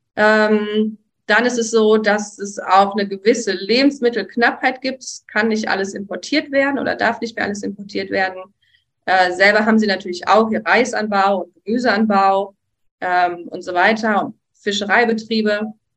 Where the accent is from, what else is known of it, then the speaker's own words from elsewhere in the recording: Hagen, North Rhine-Westphalia, Germany; moved away as an adult; now in Sri Lanka; ich komme aus Hagen und da im Nachbarort in NRW habe ich gearbeitet